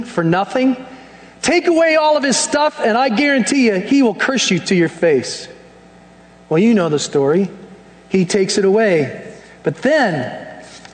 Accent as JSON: {"language": "English", "country": "United States", "said": "us as American Christians"}